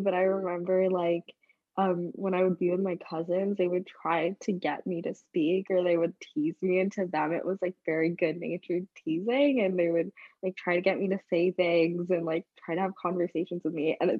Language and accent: English; London, United Kingdom; accent: British; moved away; also born or lived in Singapore; I grew up in London, I was very much immersed in British culture. I went to a very British, very white school